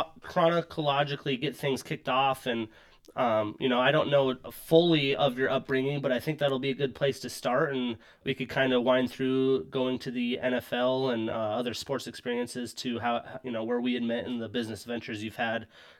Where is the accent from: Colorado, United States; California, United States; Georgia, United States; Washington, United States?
Washington, United States; Seattle; I am from Seattle. Like, I've lived here a long time. Like, as an adult, I've really only been in Seattle.